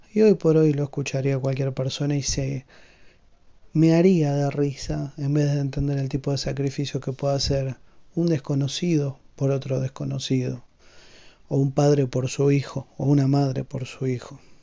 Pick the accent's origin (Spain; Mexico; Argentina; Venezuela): Argentina; siendo argentino